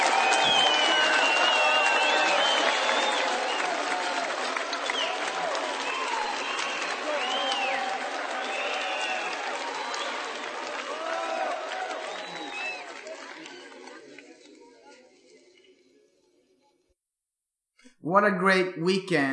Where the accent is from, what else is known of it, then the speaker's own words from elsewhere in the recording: Örebro, Örebro County, Sweden; my hometown Örebro